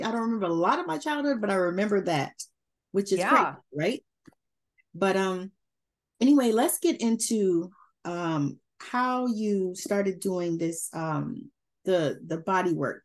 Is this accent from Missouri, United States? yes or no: no; Georgia, United States; moved away; I'm from Georgia originally. And I grew up in busing